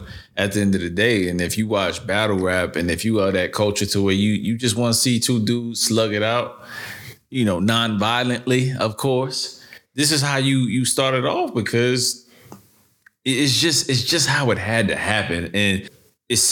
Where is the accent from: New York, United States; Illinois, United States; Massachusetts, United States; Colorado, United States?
New York, United States; New York City; I'm from New York City